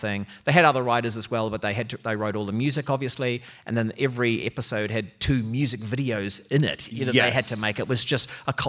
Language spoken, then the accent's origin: English; Auckland, New Zealand; I'm from Auckland